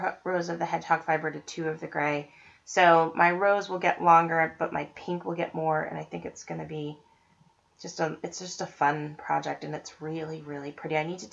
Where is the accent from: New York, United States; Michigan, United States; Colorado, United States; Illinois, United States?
Colorado, United States; Estes Park; Estes Park, Colorado, which is my hometown